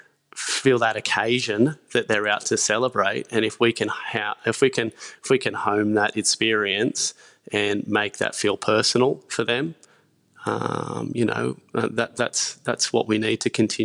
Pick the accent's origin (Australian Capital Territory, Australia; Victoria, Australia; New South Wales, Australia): New South Wales, Australia; Lake Macquarie; I grew up in Lake Macquarie, so it's just near Newcastle, about 15, 20 minutes from Newcastle.